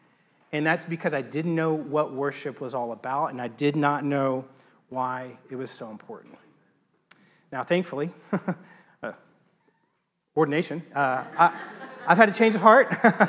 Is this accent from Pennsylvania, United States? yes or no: no; Texas, United States; Growing up, not in a religious family, but growing up in East Texas, so growing up in a religious culture, and around the church